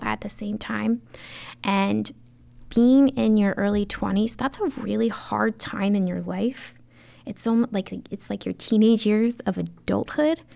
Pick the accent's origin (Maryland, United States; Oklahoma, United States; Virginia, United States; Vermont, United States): Maryland, United States; Baldwin; I grew up in the county, um, in a beautiful town called Baldwin